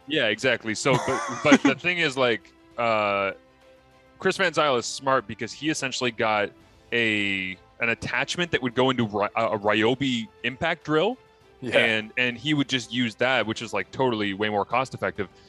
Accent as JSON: {"language": "English", "town": "Kingston", "region": "Ontario", "country": "Canada", "tie": "born or raised there", "said": "I grew up in Kingston"}